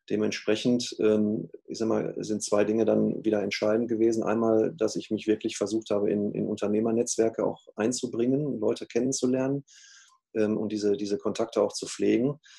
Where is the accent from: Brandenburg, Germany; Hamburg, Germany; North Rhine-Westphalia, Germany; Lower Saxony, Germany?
North Rhine-Westphalia, Germany; ich komme ja auch aus dem Ruhrgebiet, äh, hier ist man ja eh ein bisschen offener miteinander als vielleicht im Rheinland